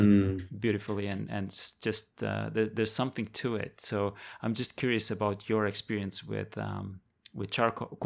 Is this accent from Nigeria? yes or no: no; Estonia; now in Taiwan; I grew up in Estonia